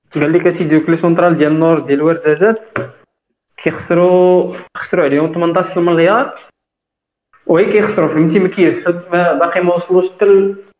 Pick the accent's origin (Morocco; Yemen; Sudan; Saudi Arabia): Morocco; احنا عندنا في المغرب